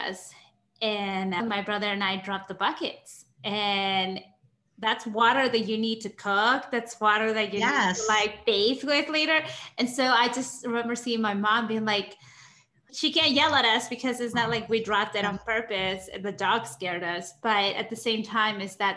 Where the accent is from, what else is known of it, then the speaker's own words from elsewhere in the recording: Peru; moved away; growing up in Peru